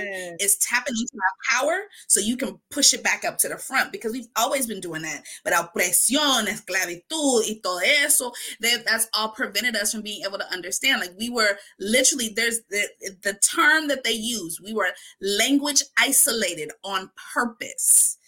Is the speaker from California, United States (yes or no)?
no; Wisconsin, United States; Mi respuesta cada vez, Wisconsin